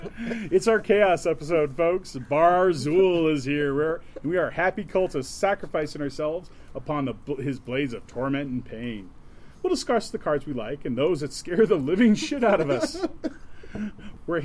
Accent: Midwest, United States; accent: Midwest; I'm going to bring out my Midwest accent

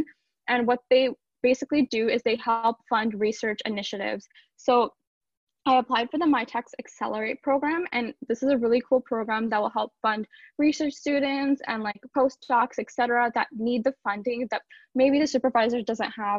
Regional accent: Brampton, Ontario, Canada; also born or lived in Etobicoke, Ontario; So I grew up in Etobicoke. I was born there and I lived there till I was about 9 years old. And then from there, my family moved to Brampton. I've lived in like the same area of Brampton since then

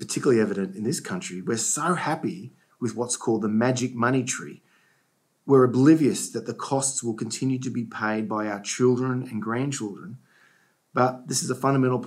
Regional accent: Australia; As an Australian

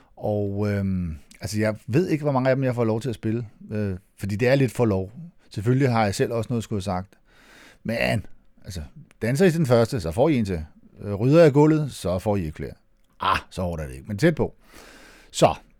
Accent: Næstved, Zealand, Denmark; Det hedder Næstved Finden, der hvor jeg kommer fra, og det er ikke, øh, positivt ment

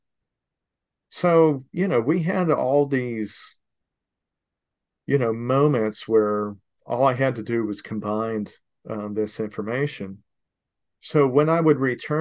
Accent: Fort Myers, Florida, United States; here I'm in Fort Myers

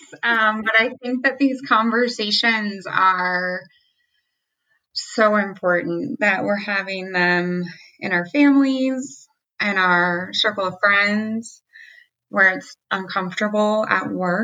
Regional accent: Southern Ohio, United States; as a white woman, I grew up in Southern Ohio

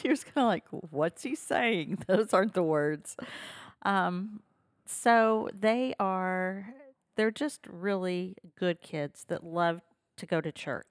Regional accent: Henryetta, Oklahoma, United States; now in Stillwater, United States; I grew up in Henrietta, Oklahoma, which is an hour south of Tulsa.

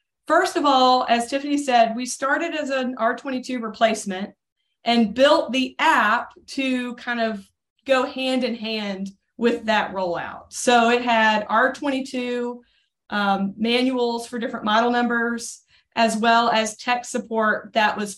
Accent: Birmingham, Alabama, United States; now in Nashville, United States; I grew up as a volunteer for life in Birmingham, Alabama

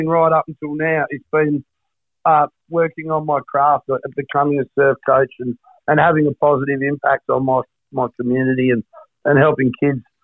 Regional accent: Perth, Western Australia, Australia; So I grew up in Trigg

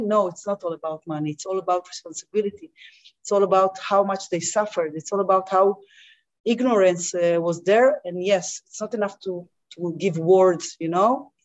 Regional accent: Israel; as I grew up as an athlete, an Israeli athlete

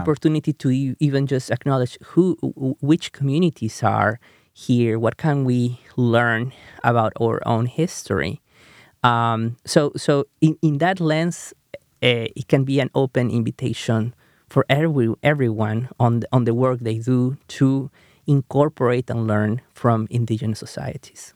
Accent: Peru; first language Spanish; English is a second language; moved away as an adult; now in United States; when I grew up in Peru

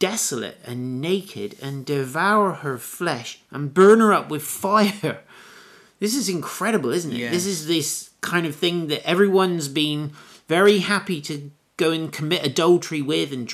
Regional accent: United Kingdom; I was born in Britain. I'm very grateful for my upbringing

